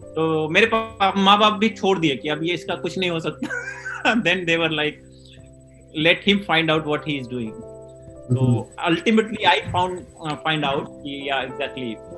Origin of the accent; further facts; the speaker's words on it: Varanasi, Uttar Pradesh, India; also born or lived in Basni, Babatpur; वहाँ मेरा गांव है सोनबरसा वहाँ पे मेरी पैदाइश है